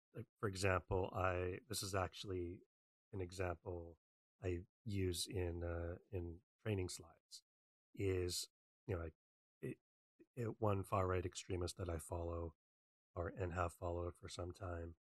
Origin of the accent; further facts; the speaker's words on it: Western Canada, Canada; I'm from Canada. I grew up in Western Canada.